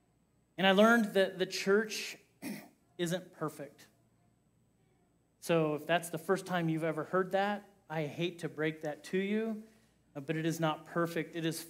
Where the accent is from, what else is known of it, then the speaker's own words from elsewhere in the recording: Kokomo, Indiana, United States; also born or lived in Johnson City, Tennessee; now in Loveland, United States; grew up in the Independent Christian Church, and you would see a lot of first Christian churches. In fact, there's a First Christian Church in Kokomo, Indiana, where I was raised